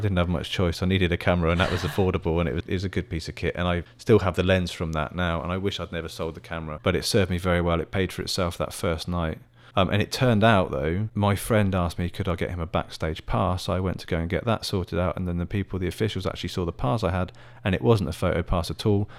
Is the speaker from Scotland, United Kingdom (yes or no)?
no; Oxfordshire, South East England, United Kingdom; also born or lived in Middlesbrough / Birmingham; now in Taiwan; where I grew up in Oxfordshire, where there's a palace called Blenheim Palace